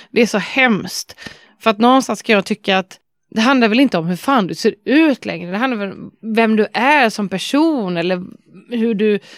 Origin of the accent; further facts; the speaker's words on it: Varberg, Halland County, Sweden; moved away; Men det har vi väldigt mycket hemma i Varberg.